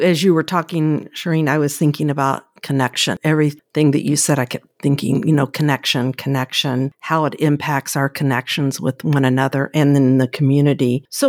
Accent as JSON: {"language": "English", "region": "Kentucky", "country": "United States", "moved": "yes", "said": "Yeah, remember I'm from Kentucky. We didn't have a lot of exciting things. And I lived in the rural area."}